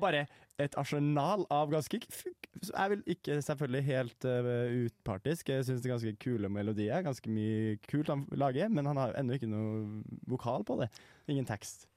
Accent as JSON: {"language": "Norwegian", "region": "Trøndelag", "country": "Norway", "said": "Jeg er jo trønder"}